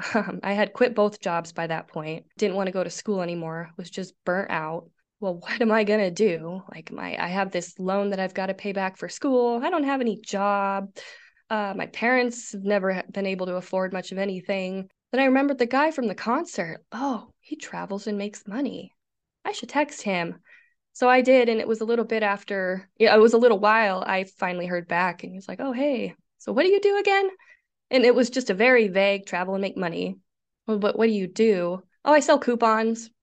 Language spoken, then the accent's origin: English; Nebraska, United States; I'm from the Midwest, good old state of Nebraska